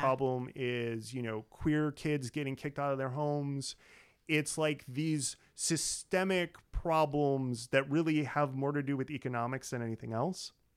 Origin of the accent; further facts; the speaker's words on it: Illinois, United States; my home state of Illinois